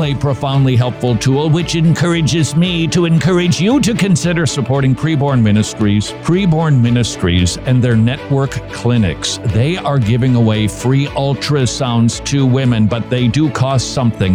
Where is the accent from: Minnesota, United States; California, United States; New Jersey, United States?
Minnesota, United States; now in Georgia, United States; being a Minnesotan